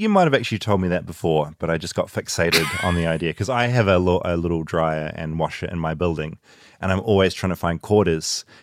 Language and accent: English; New Zealand; from New Zealand, where we don't have any wild crocodiles or wild alligators